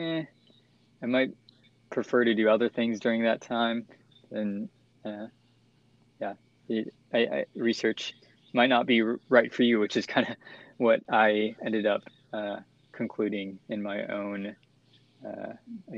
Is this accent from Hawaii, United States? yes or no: no; San Marcos, Texas, United States; my hometown of San Marcos, Texas